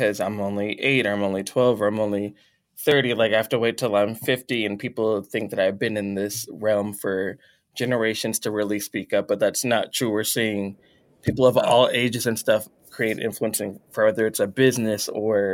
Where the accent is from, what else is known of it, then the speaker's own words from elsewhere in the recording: Texas, United States; we're both Texan